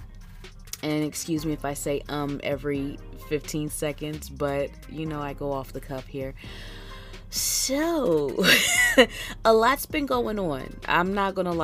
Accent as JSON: {"language": "English", "town": "Philadelphia", "region": "Pennsylvania", "country": "United States", "moved": "yes", "lives_now": "Houston, United States", "said": "I'm from Philly"}